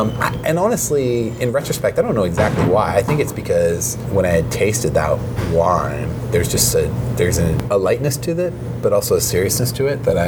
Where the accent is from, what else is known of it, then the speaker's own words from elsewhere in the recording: California, United States; For me, I think I'm not apologetic about being Californian, far from it.